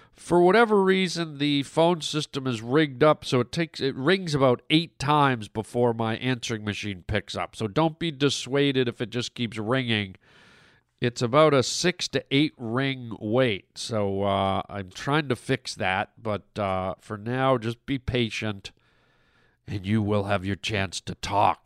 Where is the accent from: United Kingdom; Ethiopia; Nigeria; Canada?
Canada; I'm Canadian